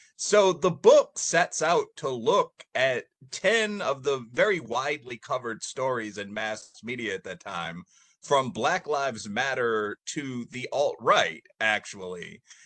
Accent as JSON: {"language": "English", "town": "Aurora", "region": "Illinois", "country": "United States", "tie": "born or raised there", "also_born_or_lived": "Chicago", "said": "I was born there. I grew up in the nearby uh, east side of Aurora, but very urban, um, like metro Chicago"}